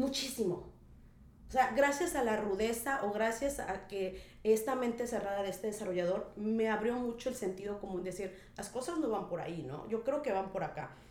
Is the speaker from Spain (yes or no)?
no; Minatitlán, Veracruz, Mexico; moved away as an adult; now in Tulum, Mexico; originaria orgullosamente de la ciudad de Minatitlán, Veracruz. Sí, señor, soy jarocha